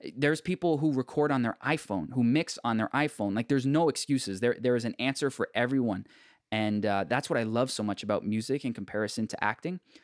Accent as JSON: {"language": "English", "town": "Markham", "region": "Ontario", "country": "Canada", "tie": "born or raised there", "said": "I grew up in Markham"}